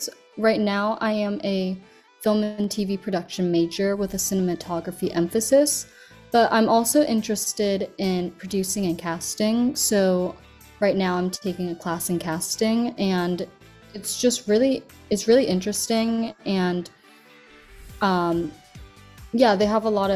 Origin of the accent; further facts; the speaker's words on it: California, United States; also born or lived in China; I was born in China, but I was raised in California